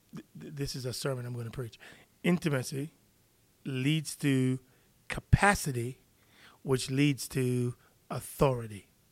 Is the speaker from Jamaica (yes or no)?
yes; Jamaica; now in United States; I'm from Jamaica